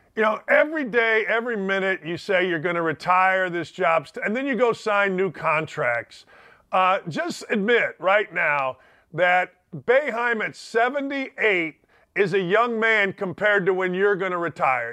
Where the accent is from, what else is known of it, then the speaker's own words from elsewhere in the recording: Gary, Indiana, United States; I'm from Gary, Indiana, murder capital of the United States